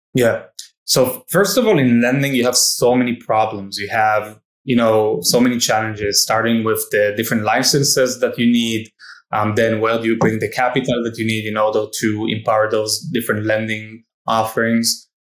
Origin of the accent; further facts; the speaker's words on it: Israel; I, I grew up in Israel